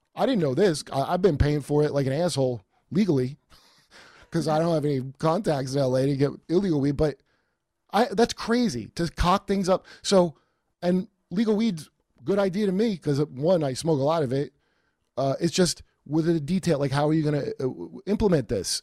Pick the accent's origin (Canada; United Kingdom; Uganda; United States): United States; New York; now in Los Angeles, United States; I'm from New York